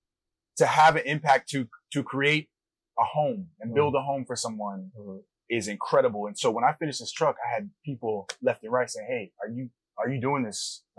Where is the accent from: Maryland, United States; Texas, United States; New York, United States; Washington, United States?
Maryland, United States; now in Los Angeles, United States; I grew up in Maryland from the East Coast and moved out here in 2015.